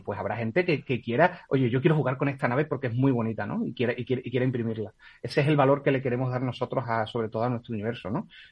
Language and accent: Spanish; Spain; soy española